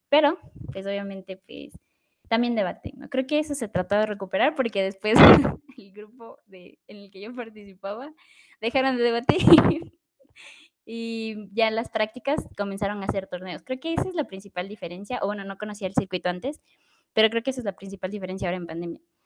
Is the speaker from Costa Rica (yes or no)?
no; Ecuador; soy ecuatoriana